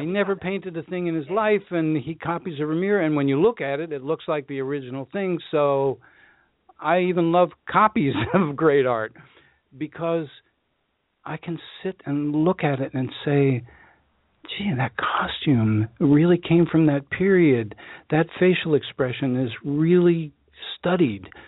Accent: Washington, District of Columbia, United States; I grew up in Washington D.C., which is hot as living hell

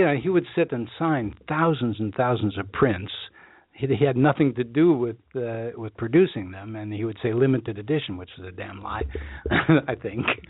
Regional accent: Washington, District of Columbia, United States; I grew up in Washington D.C., which is hot as living hell

